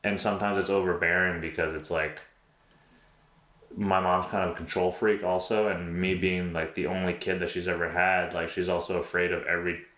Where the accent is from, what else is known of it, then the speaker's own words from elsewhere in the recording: New York, United States; moved away as an adult; now in Houston, United States; I'm originally from New York.